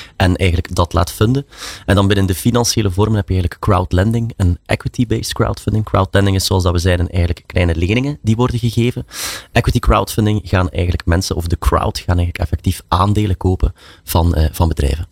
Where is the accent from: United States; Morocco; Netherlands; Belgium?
Belgium; zoals we dat zeggen in België